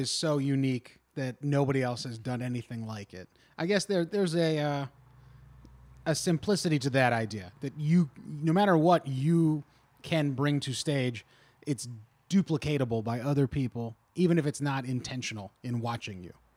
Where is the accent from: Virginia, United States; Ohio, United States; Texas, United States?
Ohio, United States; Kentucky area, Southwest; moved away; we both grew up in Southwest Ohio, Kentucky area